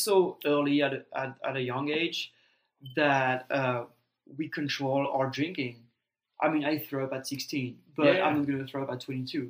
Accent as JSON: {"language": "English", "town": "Strasbourg", "region": "Grand Est", "country": "France", "tie": "born or raised there", "second_language": "English", "moved": "as an adult", "lives_now": "Texas, United States", "said": "my hometown. Right. The hottest you can get. Strasbourg."}